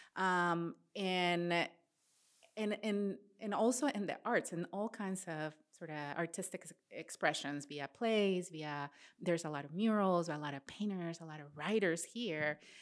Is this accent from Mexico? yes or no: yes; Matamoros, Tamaulipas, Mexico; moved away; also born or lived in Midwest, United States; I grew up in Matamoros, Tamaulipas